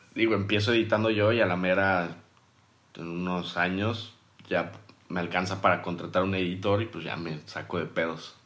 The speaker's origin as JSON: {"language": "Spanish", "region": "Durango", "country": "Mexico", "moved": "yes", "lives_now": "Mérida, Mexico", "said": "Yo soy de Durango, pero mi, o sea, vivo en Mérida por mi familia"}